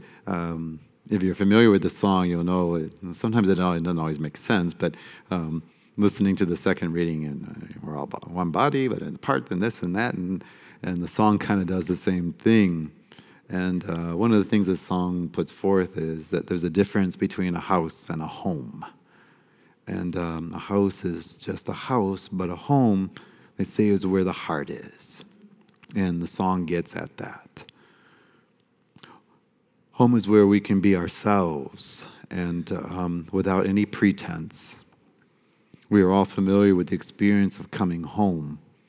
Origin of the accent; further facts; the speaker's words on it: Detroit, Michigan, United States; Growing up in Detroit, we listened to R&B music a lot, my family and I.